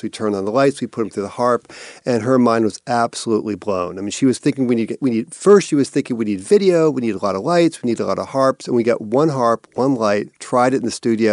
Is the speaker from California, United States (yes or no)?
no; Cambridge, Massachusetts, United States; also born or lived in Salem, Massachusetts; I was born in Cambridge